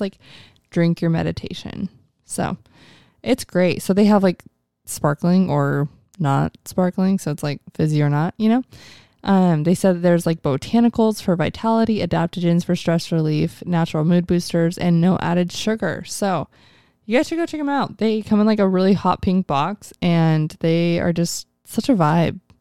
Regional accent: Mesa, Arizona, United States; we're both from North Mesa

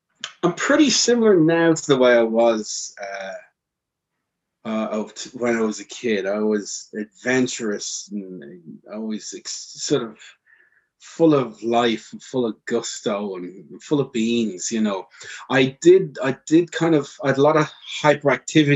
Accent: Dublin, Leinster, Ireland; I've born and raised in Ireland and in Dublin.

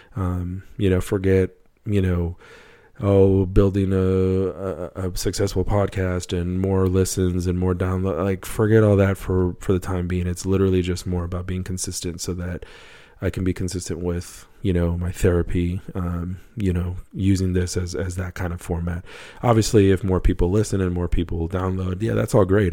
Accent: United States; also born or lived in Wisconsin; growing up in a, in a Hispanic household in the U S

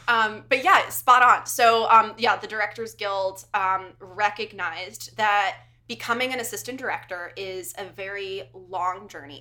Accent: United States; moved away; also born or lived in Connecticut; I'm originally from New York and Connecticut.

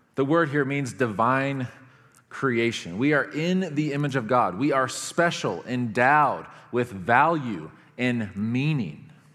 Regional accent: United States; I'm an American.

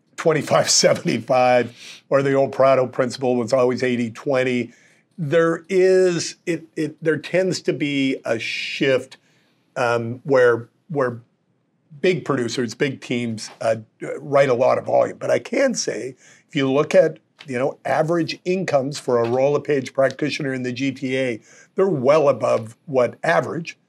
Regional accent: Calgary, Alberta, Canada; moved away; I was born and raised in Calgary

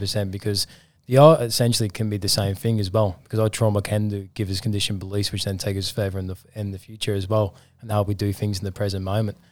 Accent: England, United Kingdom; I'm from England

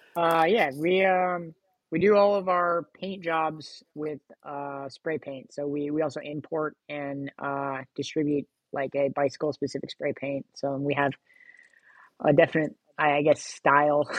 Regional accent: Sacramento, California, United States; also born or lived in Los Angeles, California; I've lived here pretty much uh, most of my formative years from like middle school on.

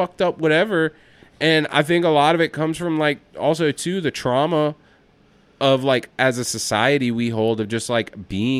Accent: Atlanta, Georgia, United States; I'm from Atlanta. We don't do that shit.

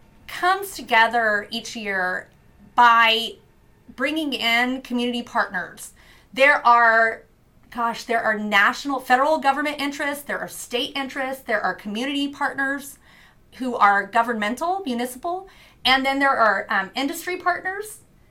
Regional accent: Louisiana, United States; born there; also born or lived in New Orleans / Mobile, Alabama; now in Corpus Christi, United States; I was born in Plaquemines Parish, Louisiana, lived in New Orleans, lived in Mobile, Alabama, some inland places as well, but most of it has been spending my life on the Gulf Coast.

